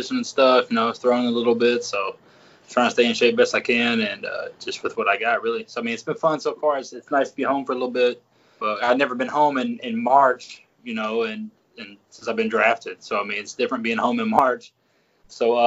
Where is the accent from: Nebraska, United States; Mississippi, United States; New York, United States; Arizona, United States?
Mississippi, United States; I grew up in Mississippi. I claim Memphis because I live about 5 minutes from the state line of Mississippi, Tennessee